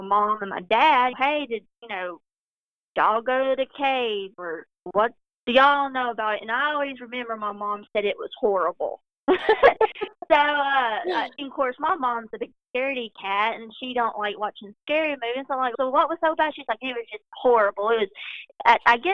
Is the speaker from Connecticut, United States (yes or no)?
no; Cedar Hill, Tennessee, United States; I grew up right in Cedar Hill, just outside of Adams. So I've lived in the area all of my life